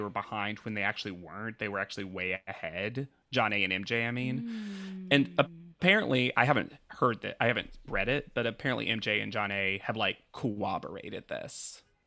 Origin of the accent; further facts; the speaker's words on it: the South, United States; As a Southerner